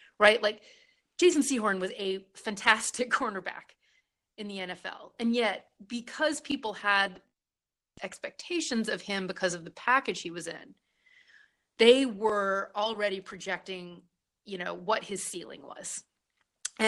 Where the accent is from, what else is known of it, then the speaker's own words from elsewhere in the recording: Southern Virginia, United States; where I was raised in Southern Virginia